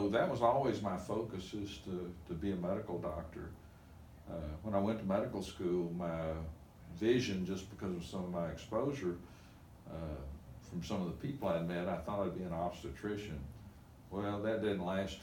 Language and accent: English; Nashville, Tennessee, United States; fourth grade to 12th grade, I spent in Donelson